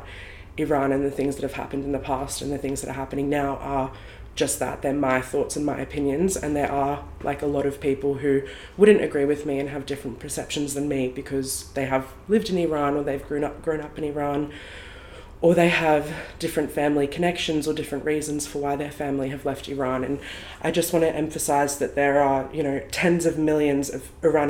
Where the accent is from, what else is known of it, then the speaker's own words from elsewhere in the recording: Australia; I was born here in Australia and I grew up here my whole life